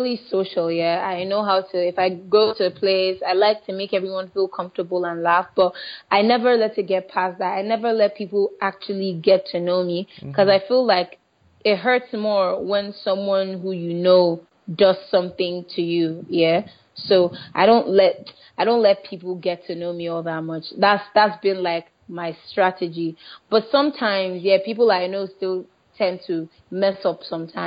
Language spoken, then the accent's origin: English; Delta, Nigeria; I'm from Delta State in Nigeria